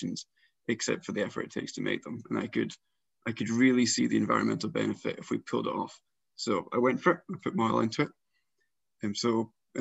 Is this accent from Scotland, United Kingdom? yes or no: yes; South Lanarkshire, Scotland, United Kingdom; I grew up in South Lanarkshire